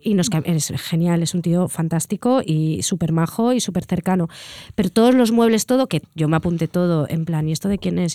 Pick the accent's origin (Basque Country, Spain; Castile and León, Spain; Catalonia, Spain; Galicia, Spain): Catalonia, Spain